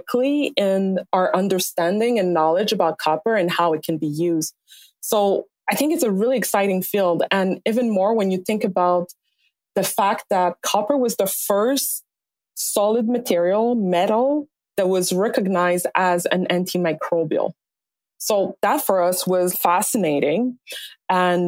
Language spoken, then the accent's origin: English; Montreal, Quebec, Canada; moved away as an adult; also born or lived in Alberta; now in Vancouver, Canada; I was born in Montreal.